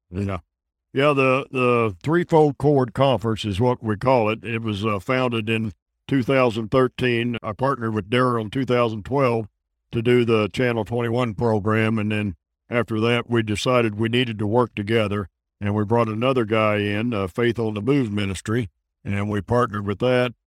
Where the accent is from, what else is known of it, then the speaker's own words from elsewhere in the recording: Illinois, United States; I moved the ministry back to my hometown. And now we've got a church there and a sanctuary